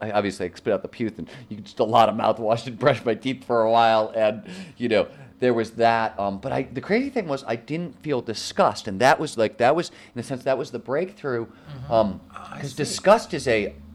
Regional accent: Midwest, United States; I grew up in the Midwest where the man was the king of his castle

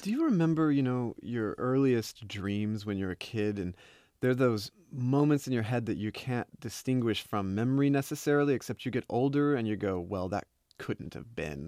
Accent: Oklahoma, United States; I'm from Oklahoma, used to be Indian territory

